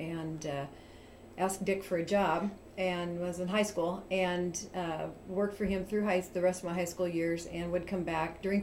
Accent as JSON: {"language": "English", "town": "York", "region": "Nebraska", "country": "United States", "tie": "born or raised there", "said": "I'm originally born and raised in York."}